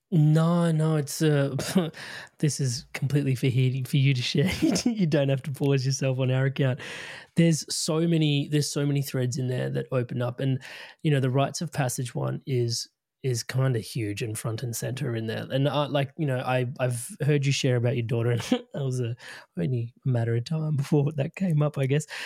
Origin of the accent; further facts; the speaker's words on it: India; being Indian